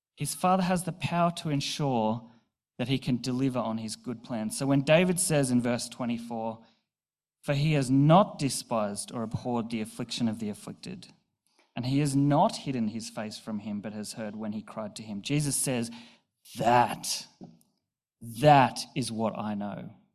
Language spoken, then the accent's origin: English; Newcastle, New South Wales, Australia; also born or lived in Bathurst; I was moving from Newcastle to Bathurst uh, for uni. So I was 18, fresh out of home